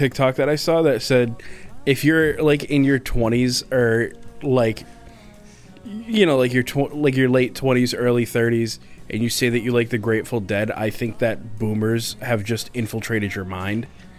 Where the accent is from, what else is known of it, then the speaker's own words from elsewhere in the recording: Massachusetts, United States; I'm from Massachusetts.